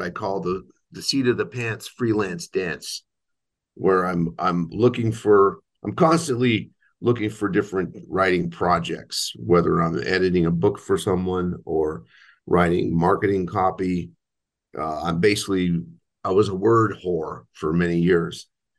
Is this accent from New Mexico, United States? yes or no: yes; Albuquerque, New Mexico, United States; I was raised in Albuquerque, New Mexico, in a parish called Our Lady of Fatima Parish.